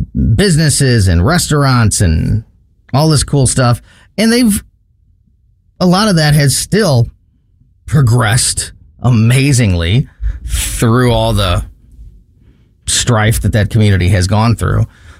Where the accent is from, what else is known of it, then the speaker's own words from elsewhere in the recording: Florissant, Missouri, United States; now in St. Peters, United States; I am born and raised in the Florissant Hazelwood area until a year and a half ago when we moved to St. Peter's. My whole life was in North County.